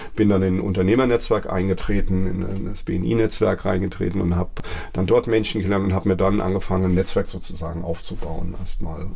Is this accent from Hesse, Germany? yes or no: yes; Wiesbaden, Hesse, Germany; moved away as an adult; now in Mainz, Germany; ich bin in Mainz-Kastell aufgewachsen